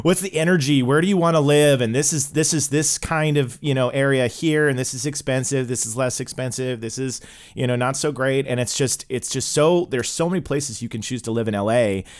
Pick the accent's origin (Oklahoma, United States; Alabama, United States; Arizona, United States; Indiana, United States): Oklahoma, United States; I grew up in Oklahoma